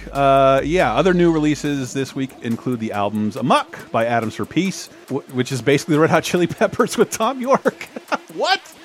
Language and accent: English; Florida, United States; as someone growing up in Florida